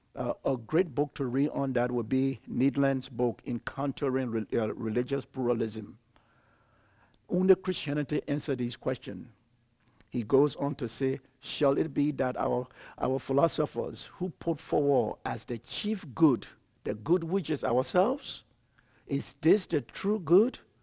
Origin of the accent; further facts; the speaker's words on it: Liberia; moved away as an adult; also born or lived in Ivory Coast; I'm from Liberia.